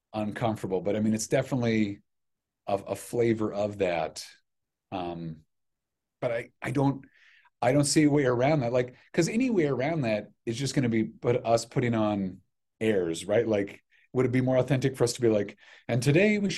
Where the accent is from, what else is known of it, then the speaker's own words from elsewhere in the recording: Grand Island, Nebraska, United States; moved away; I grew up in Grand Island